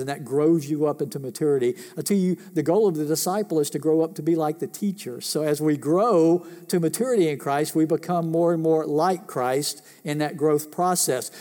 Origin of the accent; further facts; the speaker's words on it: United States; I was born in this country, raised in this country, lived in this country